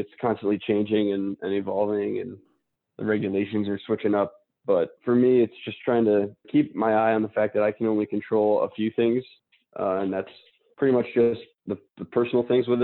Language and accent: English; United States; as an American athlete competing mostly in Europe